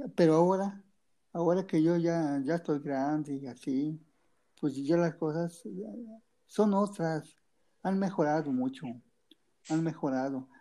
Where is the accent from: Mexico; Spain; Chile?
Mexico; yo soy de Tecomatepe municipio de de la es una comunidad tranquila